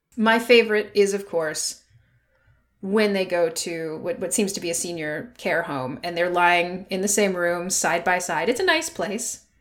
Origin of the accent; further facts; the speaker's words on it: United States; I'm American